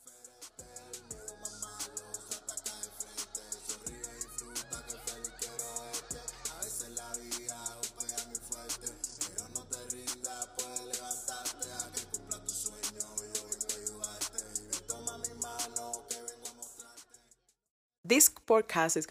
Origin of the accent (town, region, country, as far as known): Cuba; born or raised there; now in United States